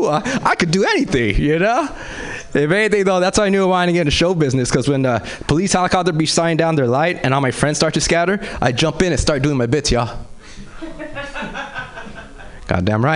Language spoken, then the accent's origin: English; Los Angeles, California, United States; I grew up in South Central